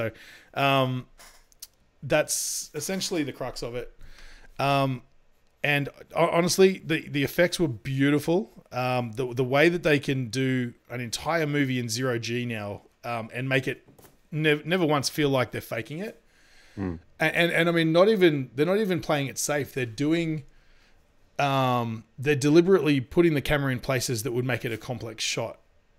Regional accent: New York City, New York, United States; You damn right I'm gonna need that cornbread because I'm from New York City.

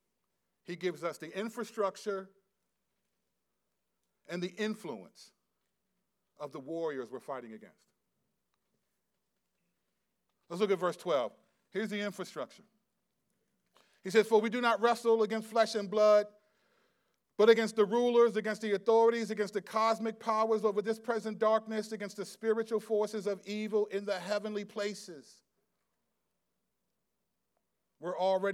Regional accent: United States; we're American

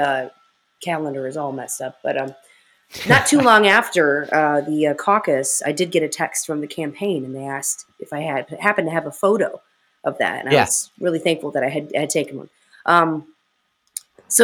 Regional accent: Indiana, United States; moved away; also born or lived in Texas; I was raised in Indiana and moved to Texas

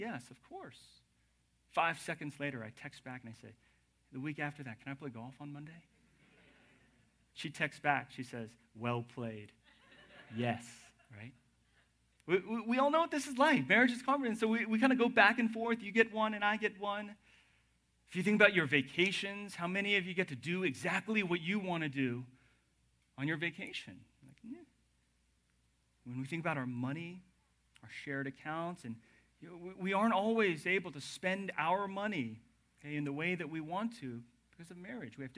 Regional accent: the South, United States; moved away; I'm from the South

